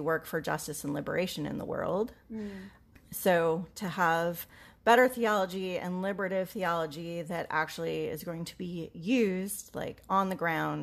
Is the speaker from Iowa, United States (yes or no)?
yes; Iowa, United States; I went to seminary in the Midwest and I'm from Iowa.